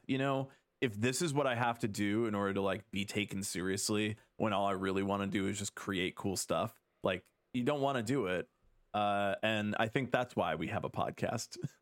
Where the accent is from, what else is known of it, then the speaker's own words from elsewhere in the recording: Chicago, Illinois, United States; growing up in the Chicago scene